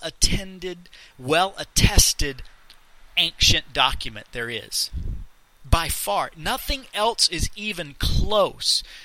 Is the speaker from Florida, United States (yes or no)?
yes; Leesburg, Florida, United States; I was born in Central Florida, in Leesburg, to my parents